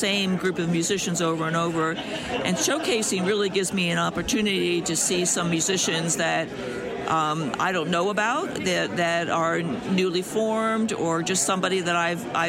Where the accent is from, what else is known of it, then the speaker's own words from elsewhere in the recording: Harrisburg, Pennsylvania, United States; I come from the Harrisburg, Pennsylvania area, central Pennsylvania.